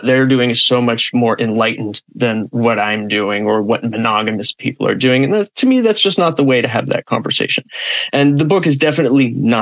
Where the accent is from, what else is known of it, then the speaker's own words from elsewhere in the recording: Los Angeles, California, United States; now in Florida, United States; I'm originally from Los Angeles, even if I live in Florida now.